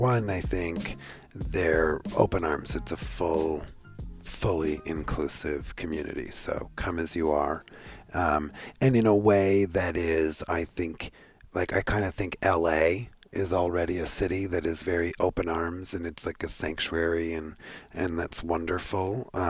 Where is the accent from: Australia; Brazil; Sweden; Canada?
Canada; No, I'm Canadian.